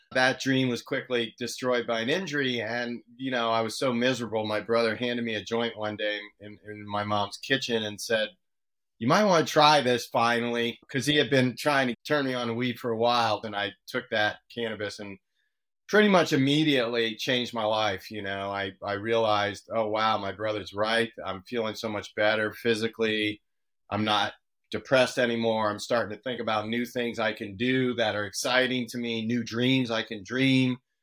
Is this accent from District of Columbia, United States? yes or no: yes; Washington, District of Columbia, United States; now in Oakland, United States; my brother and I grew up in the Washington, D C area